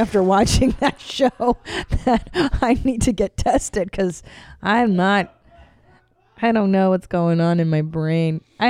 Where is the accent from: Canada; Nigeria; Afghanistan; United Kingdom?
Canada; now in United States; Because I'm Canadian. I have citizenship.